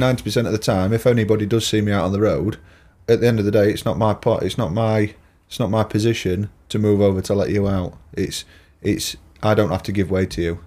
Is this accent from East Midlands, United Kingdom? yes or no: yes; Lincolnshire, East Midlands, United Kingdom; I'm a yellow belly, me. Lincolnshire. Born and bred.